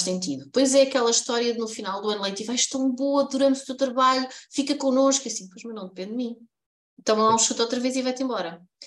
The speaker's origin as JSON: {"language": "Portuguese", "town": "Coimbra", "region": "Centro", "country": "Portugal", "tie": "born or raised there", "said": "eu sou de Coimbra e a minha infância foi toda passada na Baixa"}